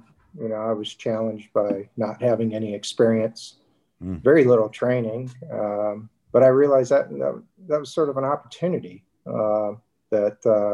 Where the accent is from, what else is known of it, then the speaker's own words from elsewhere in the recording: Detroit, Michigan, United States; moved away as an adult; also born or lived in Newport Beach, California; now in San Diego, United States; born and raised in Detroit, Michigan. Lived there through college.